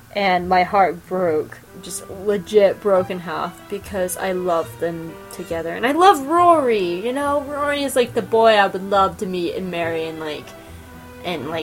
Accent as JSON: {"language": "English", "region": "the South", "country": "United States", "said": "I'm from the South."}